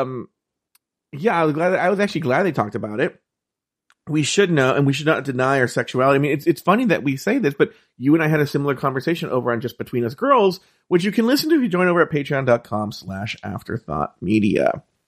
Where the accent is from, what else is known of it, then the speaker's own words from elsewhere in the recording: California, United States; I'm from California